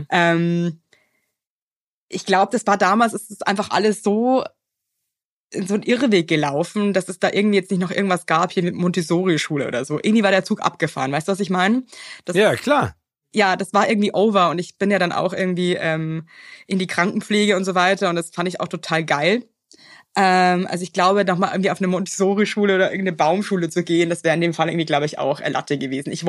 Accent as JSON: {"language": "German", "region": "Bavaria", "country": "Germany", "said": "ich komme halt aus Bayern, da ist ja schon alles ein bisschen religiös, ja."}